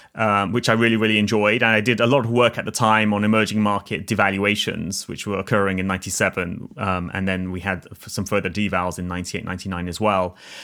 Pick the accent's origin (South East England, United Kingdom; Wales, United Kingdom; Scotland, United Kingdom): South East England, United Kingdom; Oxford; I grew up in Oxford in the UK. But as I always like to tell people, there's two sides to Oxford.